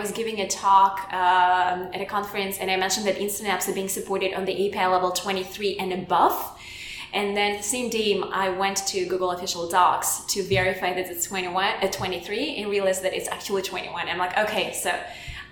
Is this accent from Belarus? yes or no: yes; Belarus; English is a second language; moved away; I'm from Eastern Europe, from Belarus, which is like very next to Russia